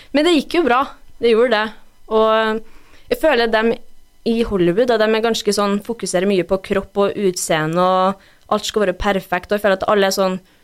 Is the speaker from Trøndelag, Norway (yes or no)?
yes; Brekken, Trøndelag, Norway; also born or lived in Røros / Mosjøen / United States; jeg er oppvokst i Brekken